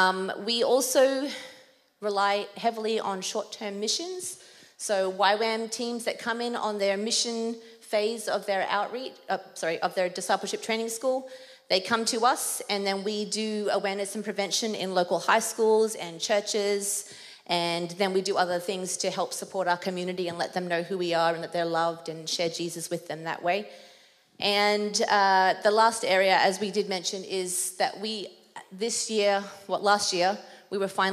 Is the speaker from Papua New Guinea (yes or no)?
yes; Papua New Guinea; accent: Australian; I guess my Australian accent might come out, because when I'm more nervous up front, then it's just going to change. Otherwise, it's quite an international accent that I have. I grew up in Papua New Guinea, so in an international school, boarding school